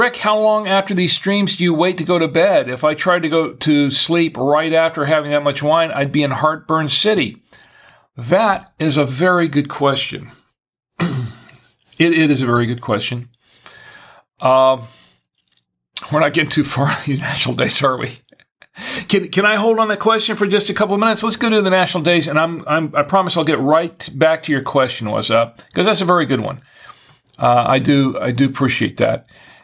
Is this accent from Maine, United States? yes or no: no; Florida, United States; now in Charlotte, United States; I'm originally from Florida.